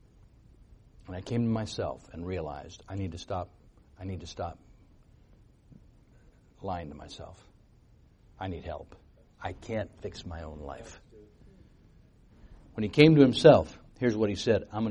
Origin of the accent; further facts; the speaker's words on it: United States; I was born in America, so I'd heard about Jesus.